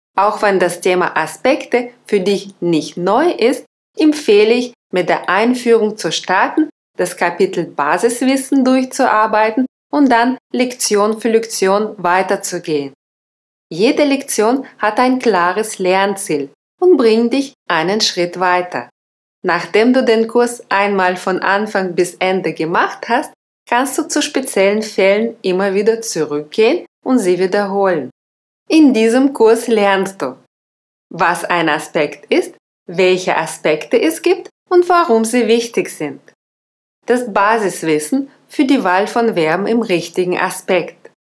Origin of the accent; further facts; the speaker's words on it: Russia; German is a second language; moved away; Ich bin Russin